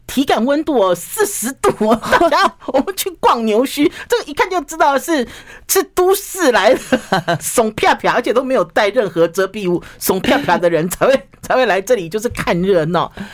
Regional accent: Taiwan; 我们台湾人好喜欢吃这个台南的这个温体牛肉

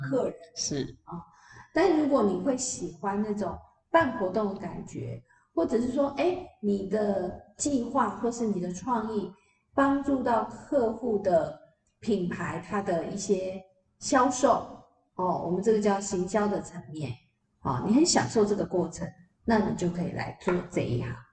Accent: Yingge, New Taipei, Taiwan; 我们老家英歌

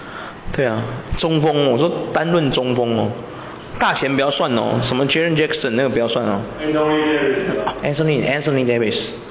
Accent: Taiwan; 很多球队的那个球星啊，就是你想支持他，可是我们台湾人不进，有没有？

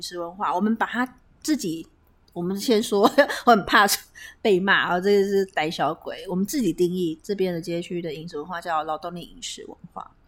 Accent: Taipei, Taiwan; also born or lived in Tainan; 把我们台北人叫小台南

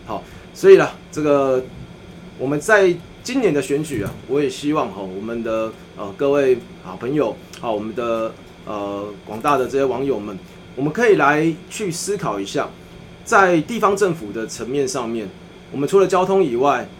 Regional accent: Tainan, Taiwan; 我们都是台南人

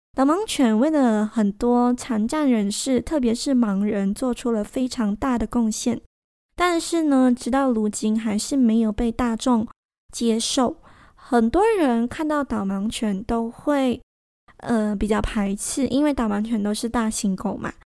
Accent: Malaysia; 我们马来西亚人没有办法参与

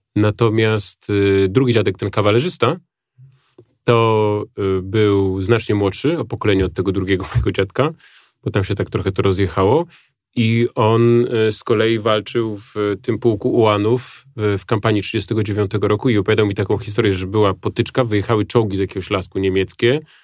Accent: Warsaw, Masovian Voivodeship, Poland; moved away; do tego swojego haimatu na ten Ursunów

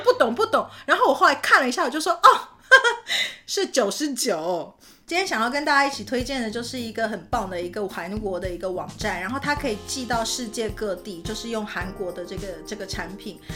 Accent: Canada; moved away as an adult; also born or lived in Taiwan / Utah / New York / Japan; 其实我是在台湾生的，但是我是在加拿大长大的

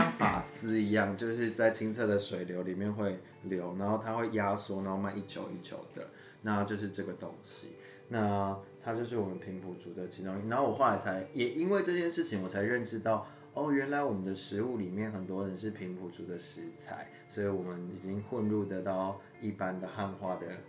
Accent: Taiwan; 因为我是中文系，而且我是台湾人，我已经讲三十几年的国语了

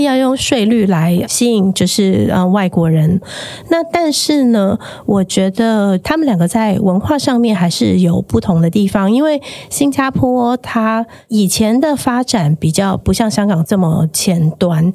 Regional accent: Taiwan; moved away as an adult; now in Hong Kong; 我是台湾人

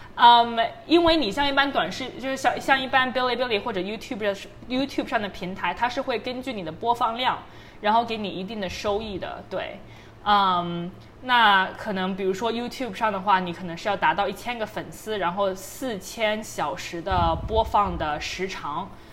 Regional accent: China; 我是非常自豪作为一个中国人

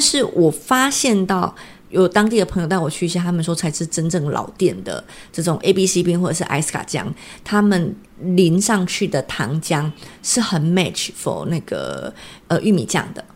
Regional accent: Taiwan; 我们台湾人

